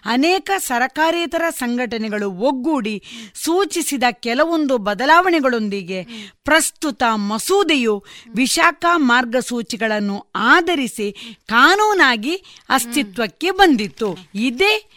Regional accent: Belthangady taluk, Karnataka, India; also born or lived in Ujire / Mangalore; now in Puttur, India; ನನ್ನ ಬಾಲ್ಯದ ಸಂದರ್ಭದ ಎಲ್ಲ ಎಜುಕೇಷನ್ಗಳನ್ನು ನಾನು ಬೆಳ್ತಂಗಡಿ ತಾಲೂಕಿನಲ್ಲಿ

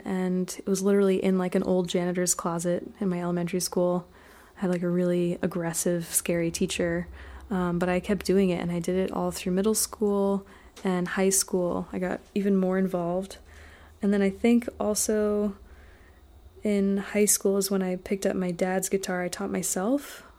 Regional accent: Basking Ridge, New Jersey, United States; also born or lived in Edison, New Jersey; now in Rosendale, United States; I'm from Jersey originally.

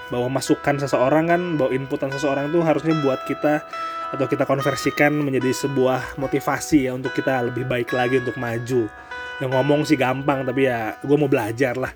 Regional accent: North Sumatra, Indonesia; lebih tepatnya suku gua loh gua kan Batak ya

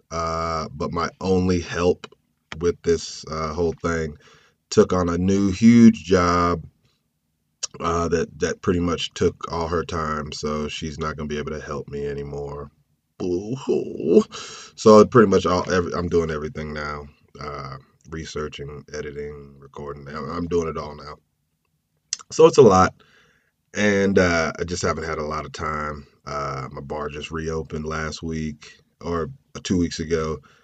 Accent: Clayton, North Carolina, United States; my hometown of Clayton

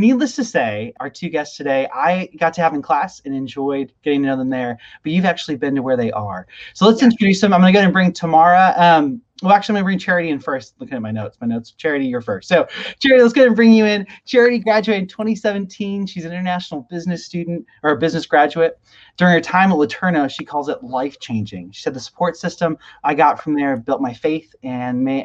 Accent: Nairobi, Kenya; moved away; I grew up not far from you in Nairobi, Kenya

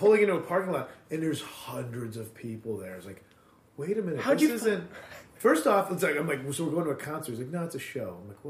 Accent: Addison, Illinois, United States; Chicagoland area, suburbs.

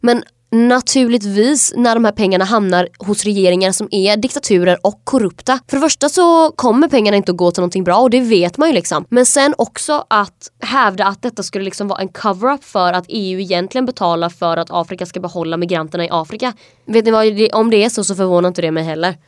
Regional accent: Kalmar, Kalmar County, Sweden; jag är från Kalmar det är liksom en kuststad

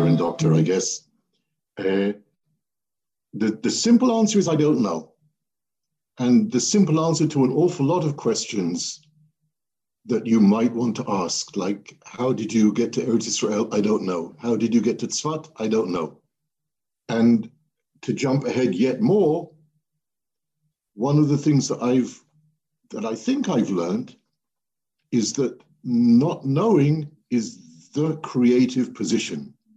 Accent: Welwyn Garden City, East of England, United Kingdom; I grew up in England in a town called Welwyn Garden City, very boring town

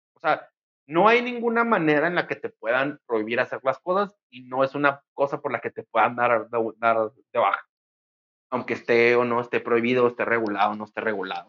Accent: Mexico; como sociedad mexicana

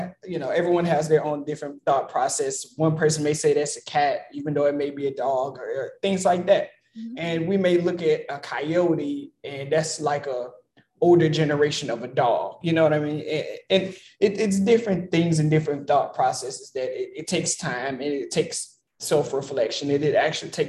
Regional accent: the South, United States; Because I was born in the South.

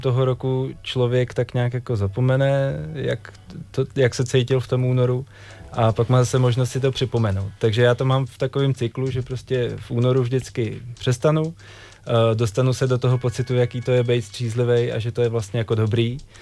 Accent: Czechia; tady u nás v Čechách

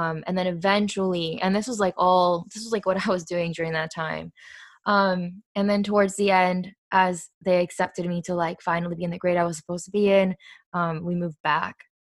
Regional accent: Florida, United States; also born or lived in Argentina; I was raised with my family speaking Spanish to me at the house, and I was born and raised in Florida, so then I had English with my cousins and at school and with friends

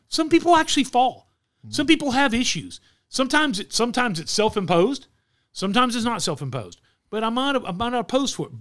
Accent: Wichita Falls, Texas, United States; Mike and I grew up in Wichita Falls, Texas

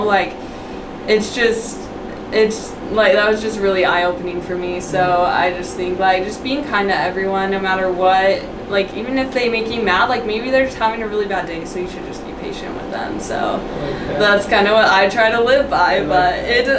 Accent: Colorado, United States; moved away as an adult; now in Utah, United States; I'm from Colorado

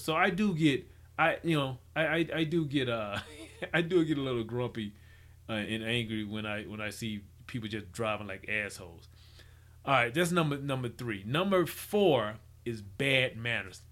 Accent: Mississippi, United States; I grew up in Mississippi

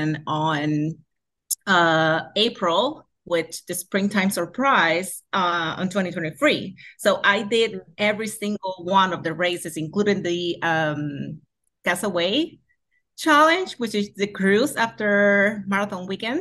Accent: Puerto Rico; first language Spanish; English is a second language; born and raised in Puerto Rico, from Tualta right now. It's the city where I live on

